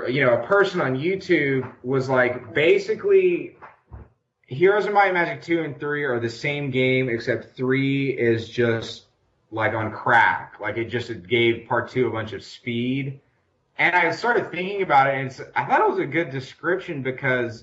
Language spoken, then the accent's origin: English; the South, United States; I'm a Southerner